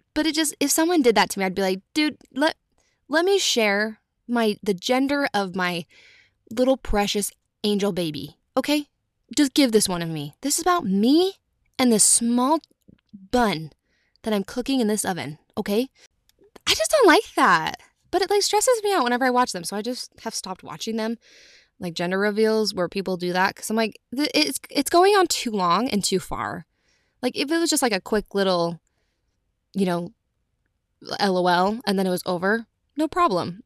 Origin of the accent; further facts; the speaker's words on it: Utah, United States; I'm from Utah